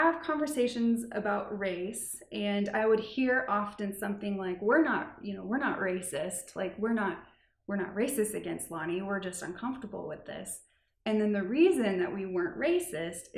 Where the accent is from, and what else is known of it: Lee's Summit, Missouri, United States; born or raised there; also born or lived in Kansas City, Missouri